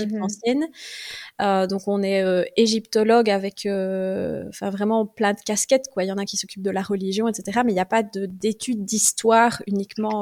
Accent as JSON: {"language": "French", "town": "Welkenraedt", "region": "Wallonia", "country": "Belgium", "tie": "born or raised there", "also_born_or_lived": "Liège", "said": "j'ai grandi à Welkenra. Donc, c'est un petit village de la province de Liège"}